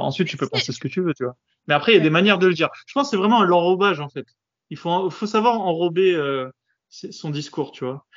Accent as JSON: {"language": "French", "country": "France", "said": "chez nous en France"}